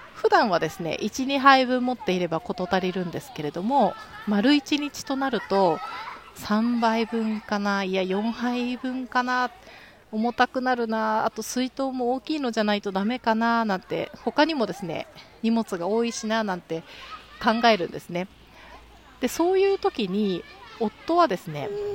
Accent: Kanagawa, Japan; moved away as an adult; now in Tokyo, Japan; で私はですね神奈川県で生まれ育って、えー、この8年はですね東京で暮らしてるんですけれども

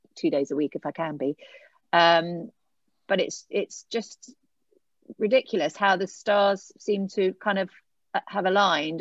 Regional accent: Eastbourne, South East England, United Kingdom; moved away as an adult; I grew up in Eastbourne

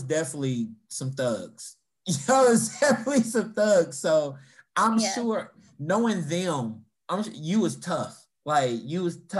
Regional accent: Louisville, Kentucky, United States; growing up in Louisville, we didn't get a Popeye's until until like 2001 or something like that.

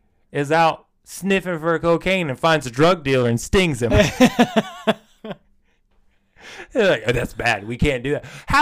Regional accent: United States; Because, you know, we're American.

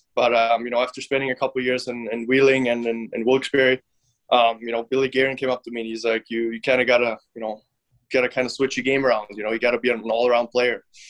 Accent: Finland; moved away; I was actually born in Finland, um, but my dad was I think he was the coach at that point

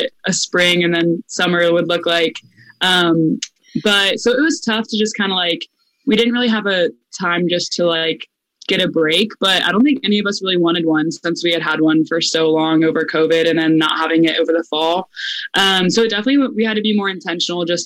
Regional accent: Tampa, Florida, United States; moved away as an adult; now in Orlando, United States; I'm from Tampa.

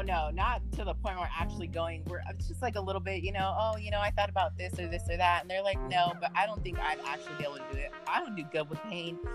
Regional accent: United States; being in America, being an American

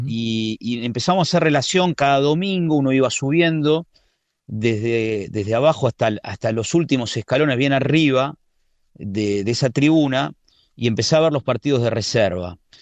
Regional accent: Buenos Aires, Argentina; moved away as an adult; now in Spain

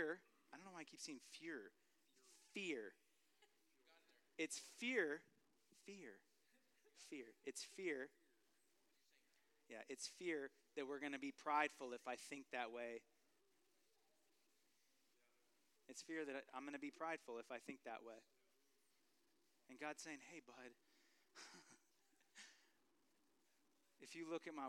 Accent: California, United States; moved away; I'm from California

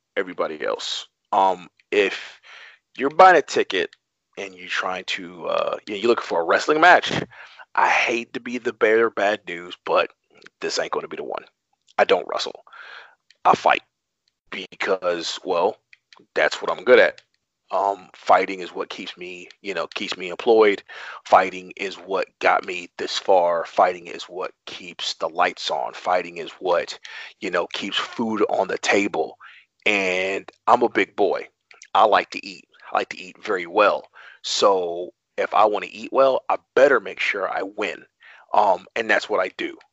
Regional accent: Atlanta, Georgia, United States; moved away as an adult; also born or lived in New York; now in Baltimore, United States; I'm from Atlanta. Actually, I'm from New York, but I kind of lived Atlanta my entire life. So that's kind of I always claim Atlanta.

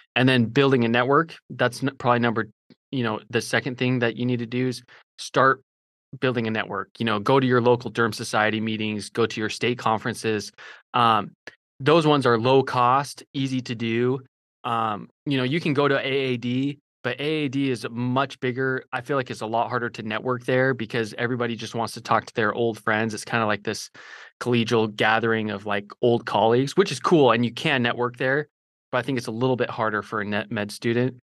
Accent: Idaho, United States; also born or lived in Utah; now in Fort Worth, United States; I'm from Idaho originally

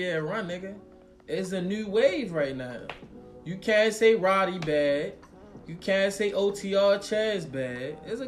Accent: Baltimore, Maryland, United States; I come from Baltimore

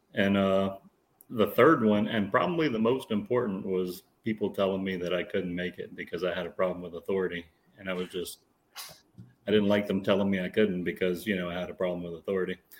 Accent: South Louisiana, United States; South Louisiana

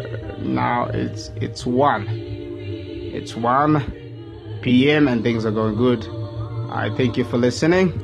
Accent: Tanzania; I'm just talking from Tanzania. I'm just coming from Tanzania

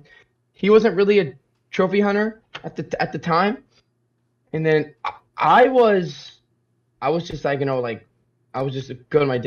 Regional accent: Salida, California, United States; now in Modesto, United States; I'm actually from Salida. So if anything, I'm from Salida

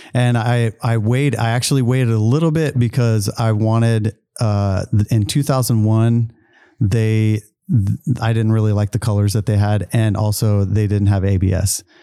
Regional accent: Travis Air Force Base, Northern California, United States; also born or lived in Charleston, South Carolina; I grew up, basically grew up in California

